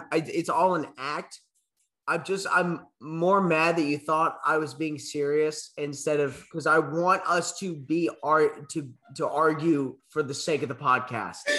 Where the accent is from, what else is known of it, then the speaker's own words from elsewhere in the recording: Cajun, Louisiana, United States; I'm Cajun.